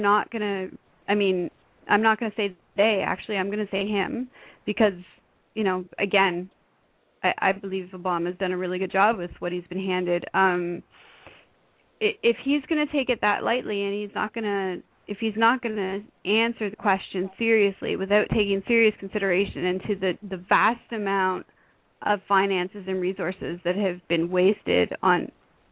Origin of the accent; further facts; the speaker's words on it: Canada; I'm Canadian